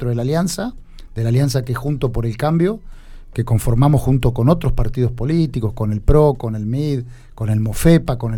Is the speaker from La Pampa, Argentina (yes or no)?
yes; Alpachiri, La Pampa, Argentina; Bueno, yo soy de Alpachiri, soy médico veterinario.